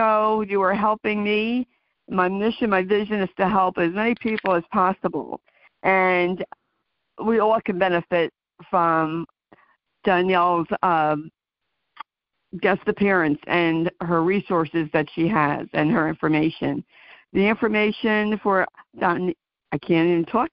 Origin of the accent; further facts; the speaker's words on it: New Jersey, United States; I'm from New Jersey